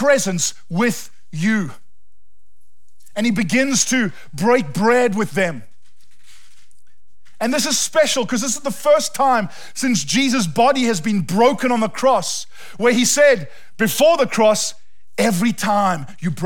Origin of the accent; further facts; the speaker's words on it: South Africa; moved away; we're South African